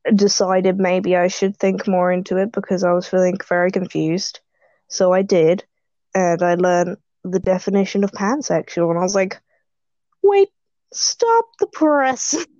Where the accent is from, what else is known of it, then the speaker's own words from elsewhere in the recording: United Kingdom; I am British